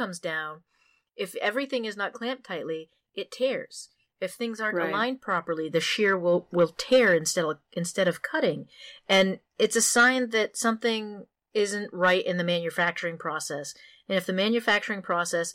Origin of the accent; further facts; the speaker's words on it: Maine, United States; I'm from Maine, where L.L. Bean used to have their factories